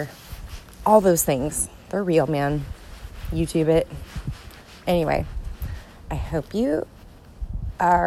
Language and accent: English; Gulf Coast, United States; also born or lived in Atlanta, Georgia; now in Pacific Northwest, United States; I grew up on the Gulf Coast